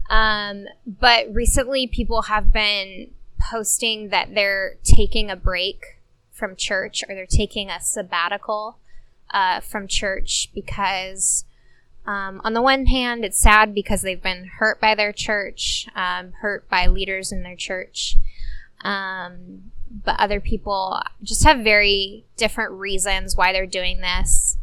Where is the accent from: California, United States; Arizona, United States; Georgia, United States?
California, United States; Corona; we're sitting in our hometown